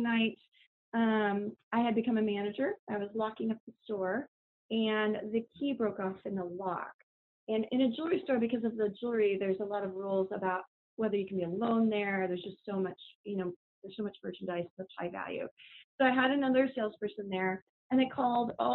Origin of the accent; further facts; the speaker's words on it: Kansas City, United States; I grew up in Kansas City